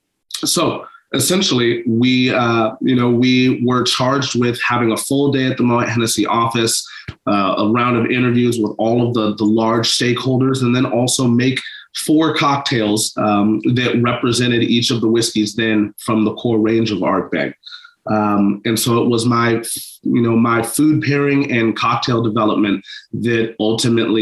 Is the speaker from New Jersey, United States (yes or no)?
no; Seattle, Washington, United States; I am born and raised in Seattle, Washington, here in the United States, the upper left coast, the Pacific Northwest.